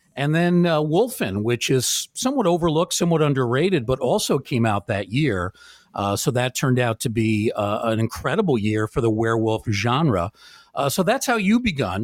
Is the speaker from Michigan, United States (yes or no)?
no; Bronxville, New York, United States; I actually grew up on the border of Yonkers in a very small town called Bronxville